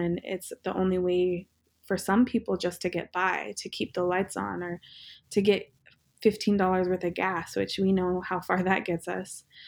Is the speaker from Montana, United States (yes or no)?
yes; Northern Cheyenne Reservation, Montana, United States; now in Los Angeles, United States; one gas station on our reservation, um, Northern Cheyenne Reservation